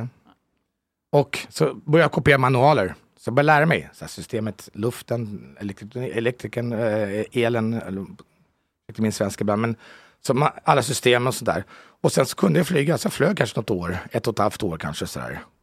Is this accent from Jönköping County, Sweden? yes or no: no; Haninge, Stockholm County, Sweden; moved away as an adult; now in Italy; jag är född ute från Jobro, utanför mm. Haninge